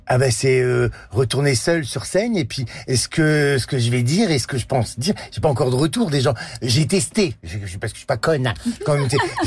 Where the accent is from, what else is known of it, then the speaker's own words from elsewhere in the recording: the Nord, Hauts-de-France, France; je suis du Nord